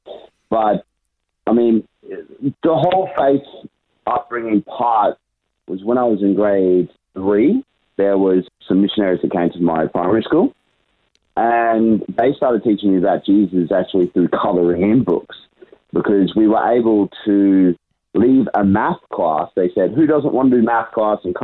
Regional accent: Brisbane, Queensland, Australia; I was born and raised in Brisbane my whole life.

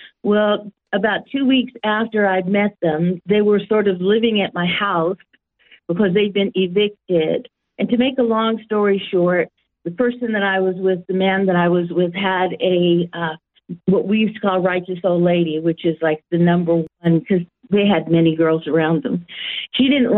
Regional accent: San Jose, California, United States; now in Australia; I was born in a place that nobody really knew of at that time, called San Jose, California

